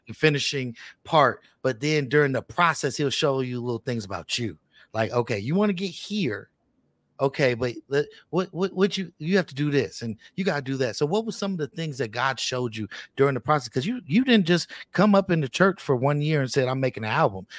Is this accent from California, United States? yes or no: yes; Richmond, California, United States; I'm from Richmond, California